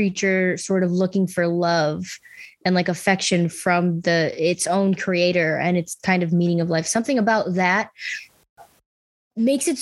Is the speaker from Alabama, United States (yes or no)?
no; Buffalo, New York, United States; I'm from Buffalo